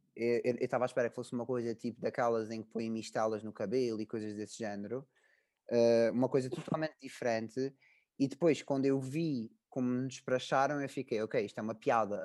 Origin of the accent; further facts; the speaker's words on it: Azores, Portugal; moved away as an adult; now in Coimbra, Portugal; eu sou dos Açores